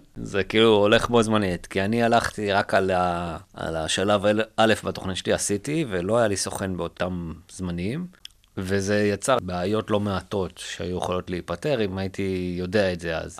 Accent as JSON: {"language": "Hebrew", "country": "Israel", "also_born_or_lived": "United States", "said": "אנחנו כישראלים"}